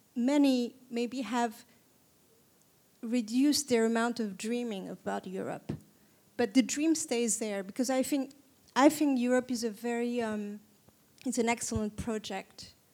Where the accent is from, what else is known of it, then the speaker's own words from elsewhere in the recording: Istanbul, Turkey; I was born and raised in Istanbul.